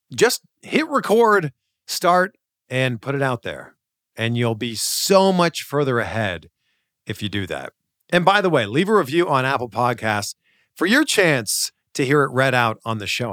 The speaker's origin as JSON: {"language": "English", "country": "Canada", "tie": "born or raised there", "said": "grew up playing baseball, hockey, of course, because I grew up in Canada"}